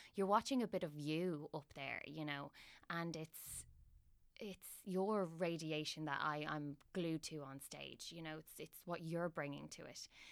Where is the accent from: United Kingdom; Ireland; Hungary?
Ireland; Dublin, Leinster; I'm from Dublin and I have my family home in Dublin.